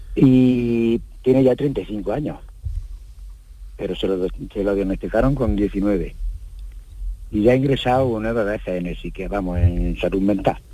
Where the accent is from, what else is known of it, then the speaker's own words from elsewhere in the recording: Jaén, Andalusia, Spain; yo soy de Jaén